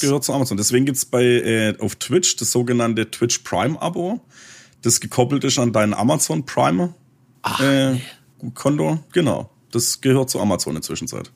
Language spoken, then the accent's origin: German; Swabia, Baden-Württemberg, Germany; accent: Swabian; mein schwäbischer Dialekt